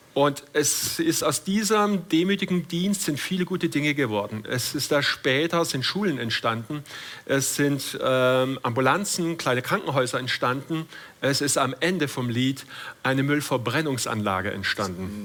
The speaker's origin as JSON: {"language": "German", "town": "Todtnau", "region": "Baden-Württemberg", "country": "Germany", "tie": "born or raised there", "also_born_or_lived": "Schopfheim", "said": "Mein Opa war Gewerbeschuldirektor in Tottenau, meinem Geburtsort"}